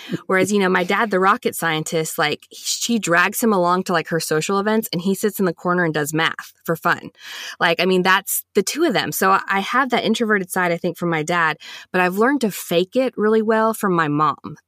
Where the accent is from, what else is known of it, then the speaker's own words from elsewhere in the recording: Huntsville, Alabama, United States; I was born and raised here in Huntsville, Alabama